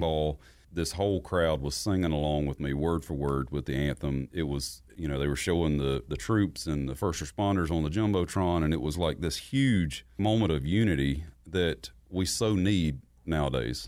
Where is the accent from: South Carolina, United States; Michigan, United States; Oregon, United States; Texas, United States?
South Carolina, United States; moved away as an adult; now in Nashville, United States; growing up in South Carolina